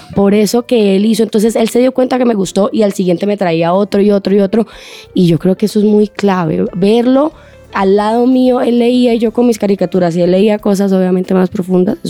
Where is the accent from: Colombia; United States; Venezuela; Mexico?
Colombia; lo que somos como colombianos